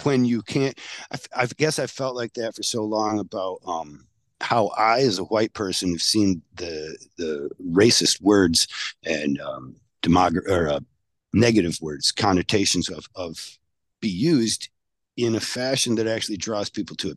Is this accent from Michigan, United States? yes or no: yes; Michigan, United States; I'm from Michigan